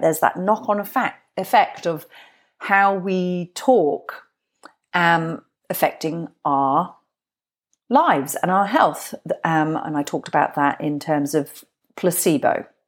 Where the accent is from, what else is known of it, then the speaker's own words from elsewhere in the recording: Glastonbury, South West England, United Kingdom; I'm from Glastonbury. That's where I grew up.